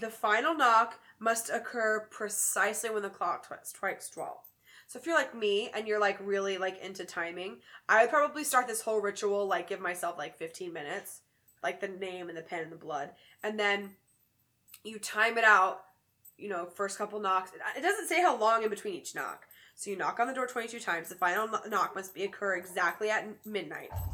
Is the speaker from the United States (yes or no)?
yes; the South, United States; now in Chicago, United States; Growing up in the South